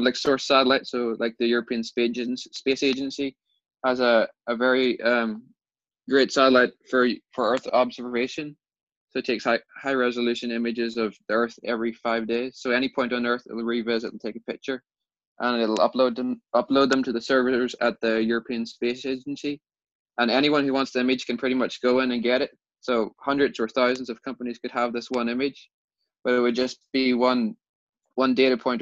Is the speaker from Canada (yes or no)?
no; Ireland; So we're from Ireland and we have a farming background. So our families have been farming for generations and generations.